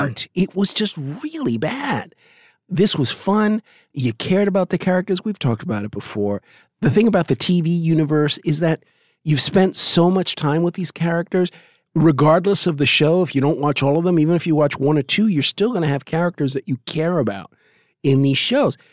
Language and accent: English; New York, United States; I could speak Yiddish because I grew up in New York